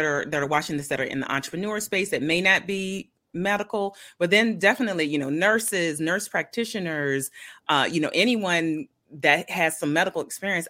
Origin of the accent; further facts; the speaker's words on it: Milledgeville, Georgia, United States; I was born in Milledgeville, Georgia